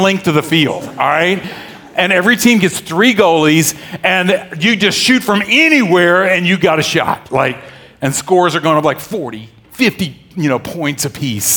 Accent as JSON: {"language": "English", "region": "the South", "country": "United States", "tie": "born or raised there", "said": "I grew up in the South"}